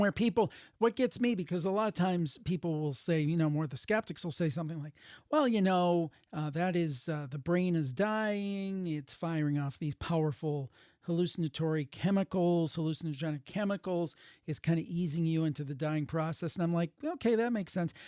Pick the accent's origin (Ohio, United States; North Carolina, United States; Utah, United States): Ohio, United States; Cleveland; I'm from the Cleveland area